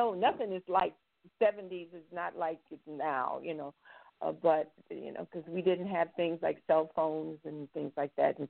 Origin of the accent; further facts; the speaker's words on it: New York City, New York, United States; moved away; also born or lived in Paris; I was born in Brooklyn.